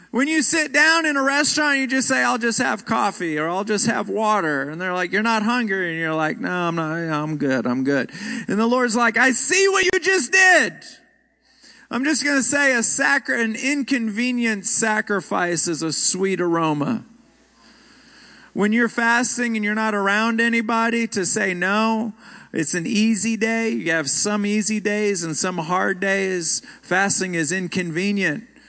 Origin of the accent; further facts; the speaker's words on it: Houston, Texas, United States; moved away; also born or lived in Rockford, Illinois; My hometown is Houston.